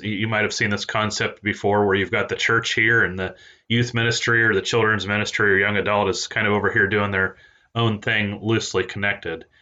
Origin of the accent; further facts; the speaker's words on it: East Central Indiana, United States; also born or lived in Peru, Indiana; now in Arkansas, United States; I was born in Peru, Indiana, that is, and I grew up in East Central Indiana